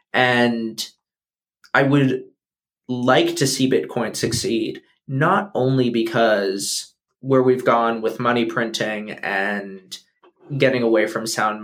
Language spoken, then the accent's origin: English; United States; as an American